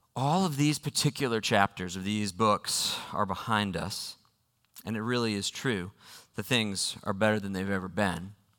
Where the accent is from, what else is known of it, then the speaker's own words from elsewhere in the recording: United States; I am an American